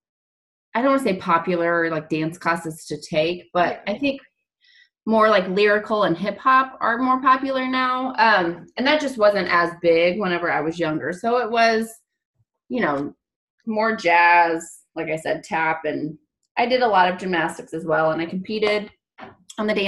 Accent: St. Louis area, Illinois side, United States; now in Kansas, United States; We're originally from like the St. Louis area, but on the Illinois side.

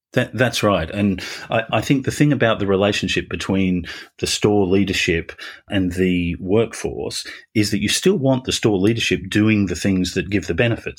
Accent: Australia; accent: Australian; moved away as an adult; now in United Kingdom; I'm Australian originally, so the, the beginning of my career was down there

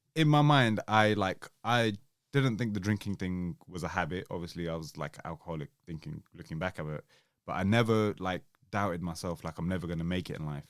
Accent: Southall, London, United Kingdom; I grew up in South Hill.

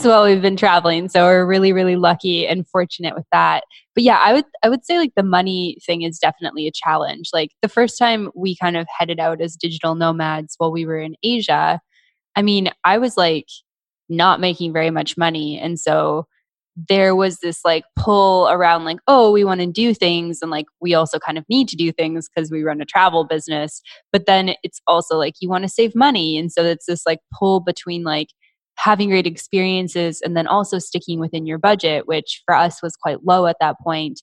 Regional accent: Canada; being Canadian, we're not like covered in the US

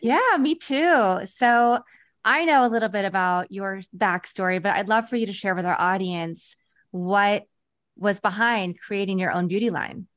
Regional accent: Kansas, United States; I grew up in Kansas.

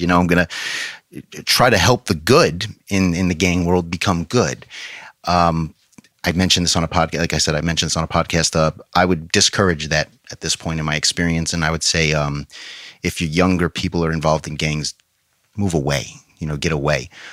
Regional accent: New York, United States; now in Fort Myers, United States; in New York where I'm from

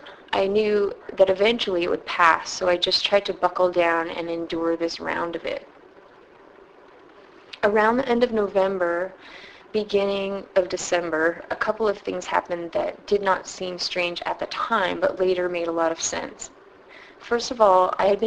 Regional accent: San Francisco, California, United States; also born or lived in Ithaca, New York; I'm from San Francisco

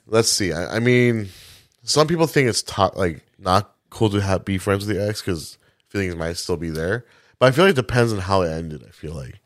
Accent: Milwaukee, Wisconsin, United States; I was born in Milwaukee

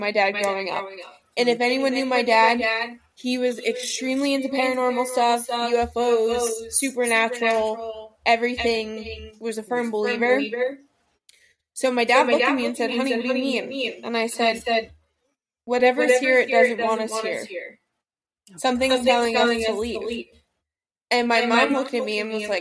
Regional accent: Lacey, New Jersey, United States; my hometown in like Lacey

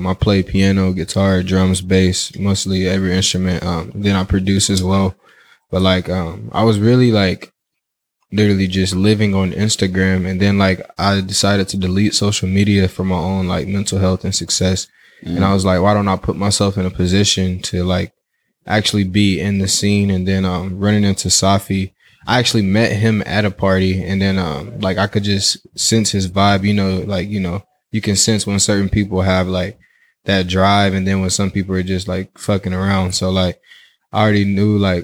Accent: Kentucky, United States; moved away as an adult; now in California, United States; I'm from Kentucky.

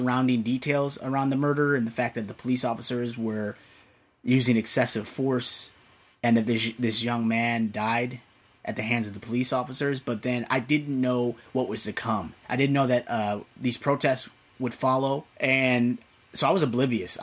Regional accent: Naperville, Illinois, United States; I've grown up in a predominantly white suburb of Chicago.

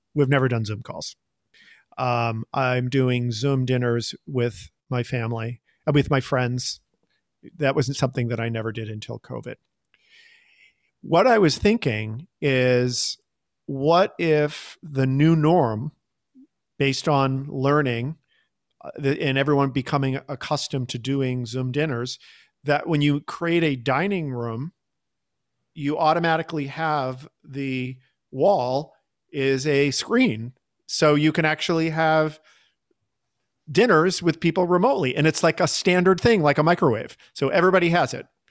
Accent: Boston, Massachusetts, United States; moved away as an adult; also born or lived in Chicago; I grew up in Boston

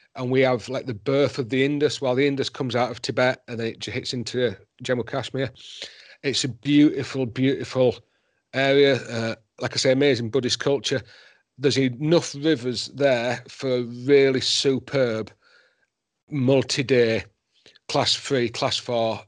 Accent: Yorkshire and the Humber, United Kingdom; also born or lived in Himalayas; now in Wales, United Kingdom; I'm a Yorkshireman

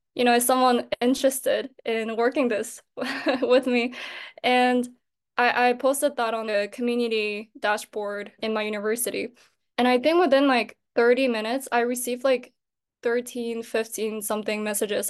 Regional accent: Japan; moved away as an adult; now in Seoul, South Korea; I was born and raised in Japan, but I am a Korean national

